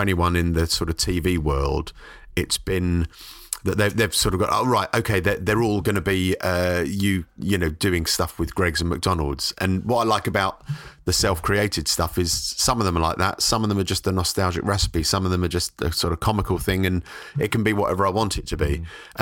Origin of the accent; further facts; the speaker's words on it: London, United Kingdom; moved away as an adult; now in Brighton, United Kingdom; I was brought up in South London in Forest Hill